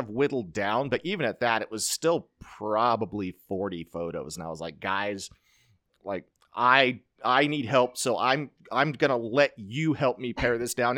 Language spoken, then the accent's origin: English; Nampa, Idaho, United States; Snake River Stampede. Being my hometown rodeo